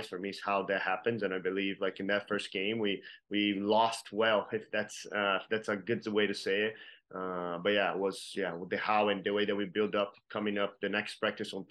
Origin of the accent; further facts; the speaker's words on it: Brazil; now in Kansas City, United States; I'm from Brazil